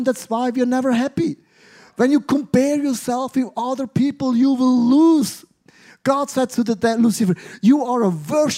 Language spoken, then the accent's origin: English; Switzerland; I grew up in Switzerland